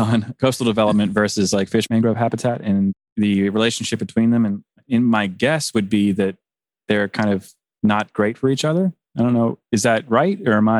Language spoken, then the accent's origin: English; Virginia, United States; So I grew up in Virginia, you know, so Eastern Shore